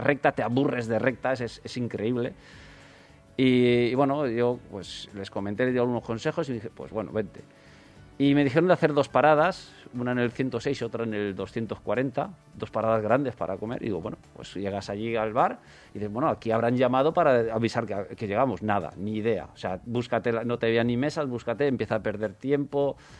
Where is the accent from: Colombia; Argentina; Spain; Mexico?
Spain; next to Vallada, Valencian Community; me dieron un premio en mi pueblo